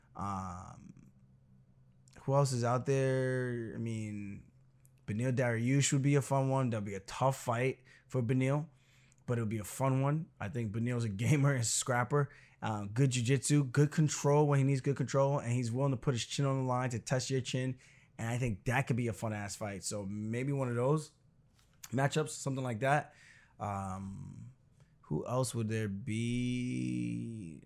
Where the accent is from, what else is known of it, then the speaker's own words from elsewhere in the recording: Roosevelt, New York, United States; also born or lived in Uniondale, New York; I grew up in Roosevelt until my seventh grade year, so I finished all the way through sixth grade, graduated elementary school